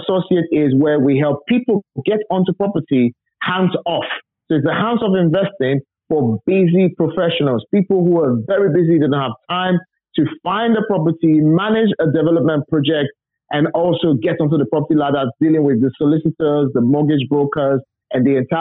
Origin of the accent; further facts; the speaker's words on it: Nigeria; moved away as an adult; now in United Kingdom; I wasn't born and bred in England. I was literally raised from Nigeria. You know, I went to primary school, secondary school, university. And in 2004, I wanted to immigrate to the UK.